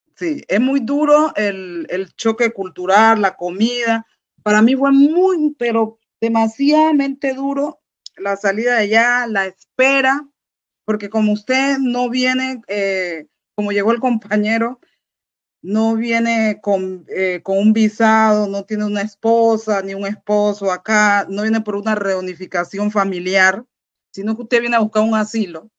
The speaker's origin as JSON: {"language": "Spanish", "country": "Colombia", "also_born_or_lived": "Bogotá", "moved": "as an adult", "lives_now": "Germany", "said": "mi país de origen, Colombia"}